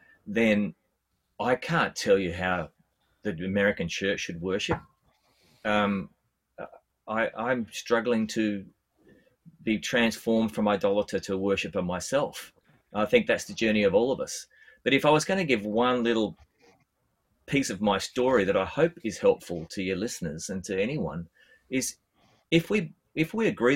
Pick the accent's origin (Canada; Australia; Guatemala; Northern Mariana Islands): Australia; I'm an Australian bass player